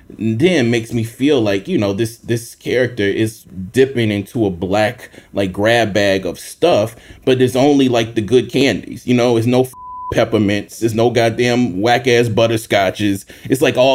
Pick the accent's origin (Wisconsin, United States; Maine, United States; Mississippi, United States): Mississippi, United States; growing up in Mississippi